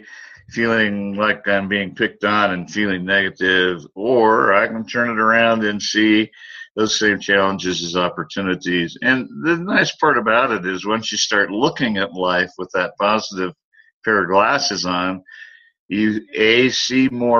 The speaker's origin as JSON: {"language": "English", "country": "United States", "said": "my home country, the United States"}